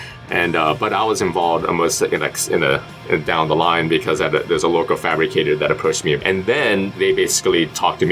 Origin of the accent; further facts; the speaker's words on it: Cincinnati, Ohio, United States; I was born in Cincinnati here. In fact, not far from this area, I grew up in the Hyde Park area, Oakley area